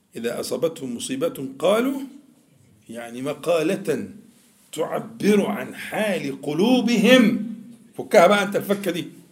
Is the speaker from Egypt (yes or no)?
yes; Egypt; احنا كمصريين بننطق الجيم بالطريقه دي